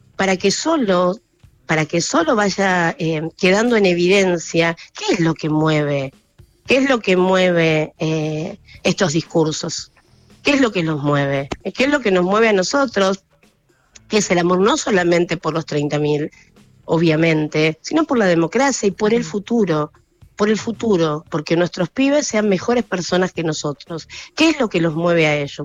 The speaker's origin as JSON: {"language": "Spanish", "area": "Campo de Mayo", "region": "Buenos Aires Province", "country": "Argentina", "tie": "born or raised there", "said": "crecí en Campo de Mayo"}